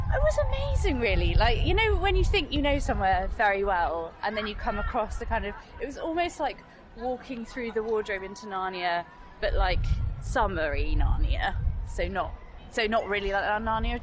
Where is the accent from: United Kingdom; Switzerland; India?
United Kingdom; Hemel Hempstead, East of England; in the beautiful commuter town of Hemel Hempstead.